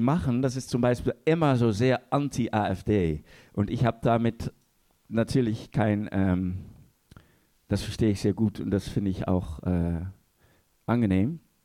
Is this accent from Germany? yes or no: no; Netherlands; als Holländer